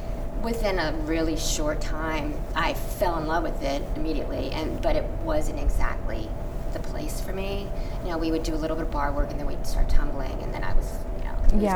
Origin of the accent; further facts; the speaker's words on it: Warner Robins, Georgia, United States; born there; Warner Robins, Georgia, on an Air Force base.